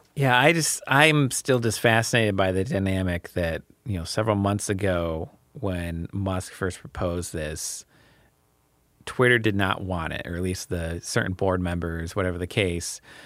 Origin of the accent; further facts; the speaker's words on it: United States; I'm an American